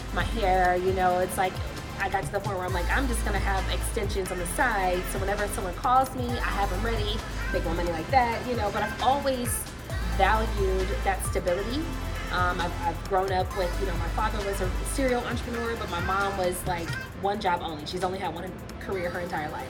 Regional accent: California, United States; now in Atlanta, United States; We're from California

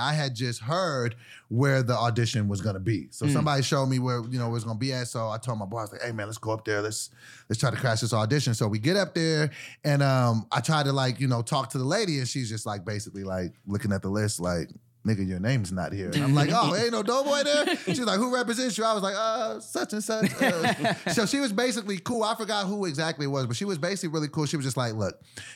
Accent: Sacramento, California, United States; I'm from Sacramento

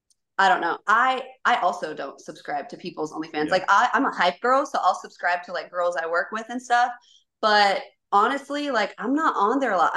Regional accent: Kentucky, United States; I grew up in Kentucky for like most of my childhood. And so like I've been around, I've lived in like 13 states.

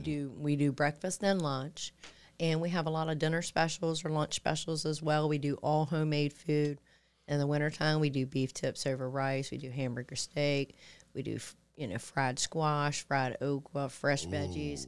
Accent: Chesapeake, Virginia, United States; the section of Indian River, where I was actually born and raised

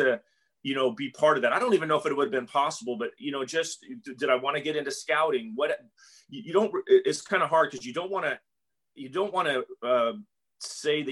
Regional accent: Southern California, United States; moved away as an adult; now in Tampa, United States; I grew up in Southern California

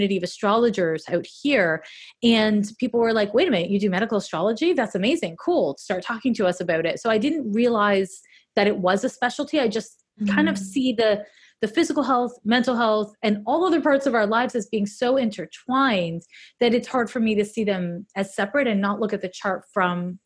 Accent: Montreal, Quebec, Canada; I'm from Montreal

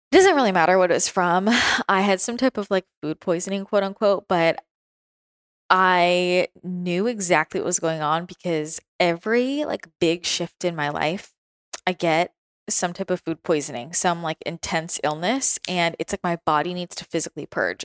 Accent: the Bay Area, California, United States; moved away as an adult; also born or lived in San Francisco / Los Angeles; now in San Diego, United States; growing up in the Bay Area and spending a lot of time in San Francisco and then being in LA and like downtown LA and, and then moving to San Diego

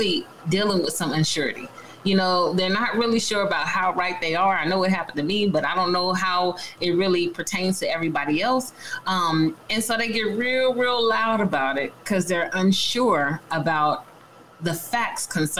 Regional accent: San Diego, California, United States; I grew up in San Diego, so that's home for me

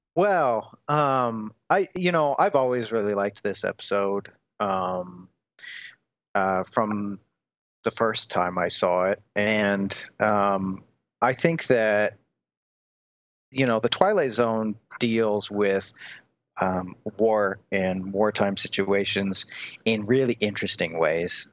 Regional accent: Des Moines, Iowa, United States; moved away as an adult; also born or lived in Lancaster, England / Portland, Oregon / Dublin, Ireland; so I'm from Iowa, uh, Des Moines, Iowa.

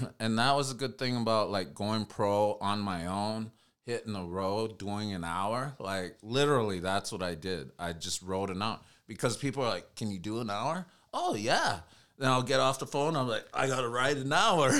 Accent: United States; I'm Native American

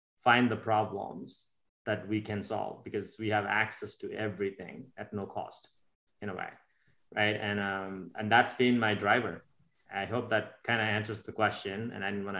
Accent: India; moved away as an adult; now in United States; I was born and raised in India. I grew up there until I was 21, 22 years old, and I moved to America about 25 years ago.

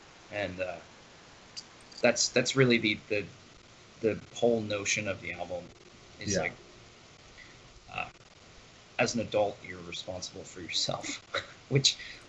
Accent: Reading, Pennsylvania, United States; my hometown of Reading

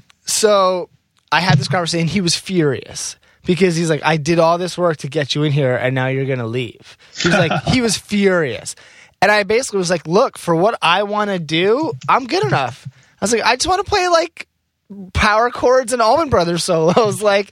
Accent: Rockland County, New York, United States; That was in Rockland County, so that was only like an hour, 45 minutes actually away from Manhattan, like upstate. Yeah, I ended up going to NYU. I mean, I've been like New Yorker through and through, like the whole way.

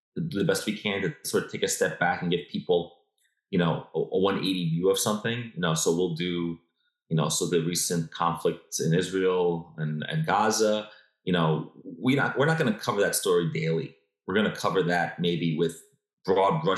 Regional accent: New York, United States; I was born and raised in New York

